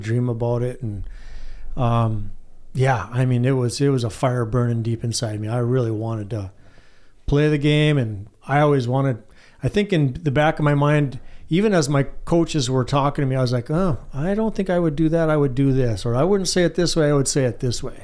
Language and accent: English; White Pine, Michigan, United States; I grew up in White Pine